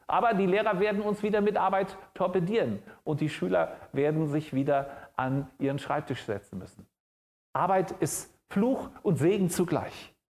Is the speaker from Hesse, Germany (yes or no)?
yes; Frankfurt, Hesse, Germany; Ich komme aus Frankfurt und da gibt es vor der Messe eine große Skulptur.